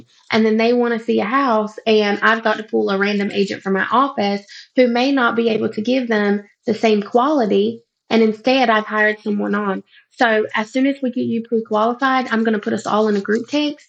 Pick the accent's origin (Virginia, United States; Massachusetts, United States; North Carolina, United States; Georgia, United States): North Carolina, United States; moved away as an adult; now in Columbia, United States; my husband and I are from a little town in North Carolina and we are Native American